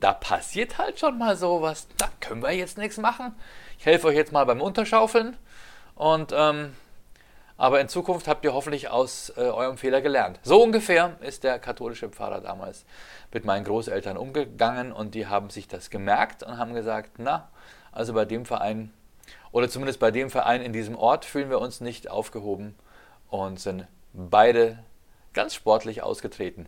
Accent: Ingolstadt, Bavaria, Germany; meinen Heimatort Ingolstadt

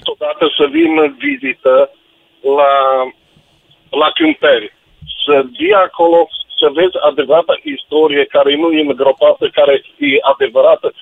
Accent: Turda, Cluj County, Romania; sunt din Turda, județul Cluj.

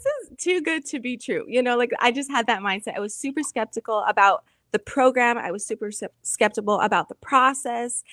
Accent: New Mexico, United States; moved away as an adult; now in Tucson, United States; I'm originally from New Mexico

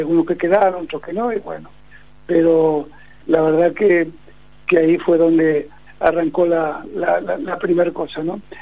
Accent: Uruguay; como somos los uruguayos

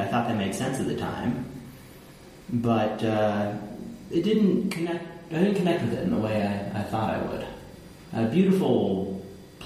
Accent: Cleveland, Ohio, United States; moved away as an adult; also born or lived in Nepal / Italy; I'm a kid from Cleveland

